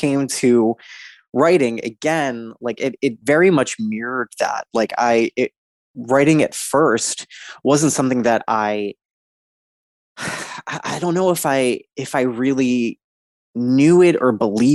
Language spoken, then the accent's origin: English; East Coast, United States; Born and raised on the East Coast